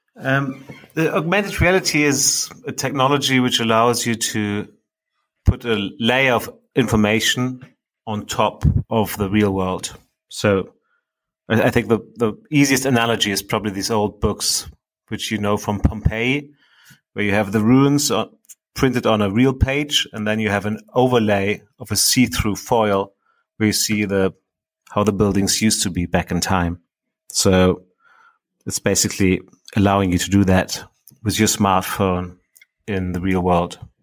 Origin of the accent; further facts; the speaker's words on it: Berlin, Germany; I, I grew up in Berlin myself